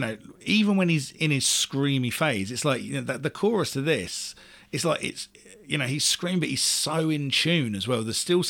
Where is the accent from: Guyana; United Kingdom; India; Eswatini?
United Kingdom; Luton, East of England; I grew up in Luton.